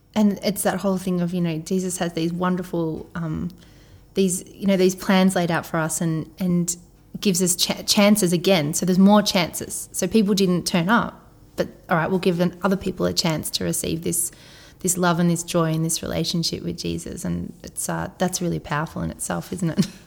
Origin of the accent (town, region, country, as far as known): Australia; accent: Aussie